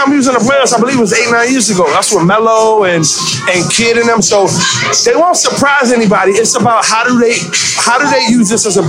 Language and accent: English; New York, United States; I'm from the Bronx, so I'm by default a Knicks fan.